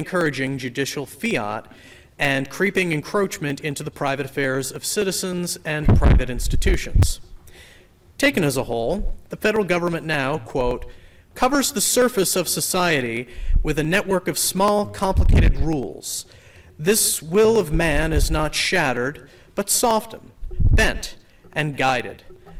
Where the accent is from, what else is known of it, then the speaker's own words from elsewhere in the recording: Harwich, Massachusetts, United States; I am from Harwich, and I'm here to speak in favor of H3541.